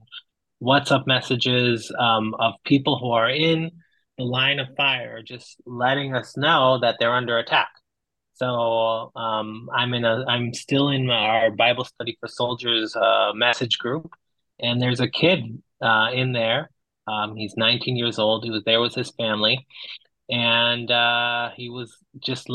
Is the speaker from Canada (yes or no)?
no; Israel; I grew up in Israel